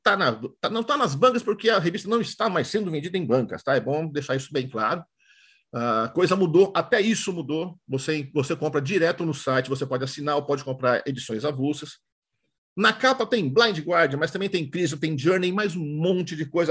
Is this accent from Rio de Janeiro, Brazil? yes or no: no; São Paulo, Brazil; moved away; Não moro mais em São Paulo, mas sou paulistano, sim.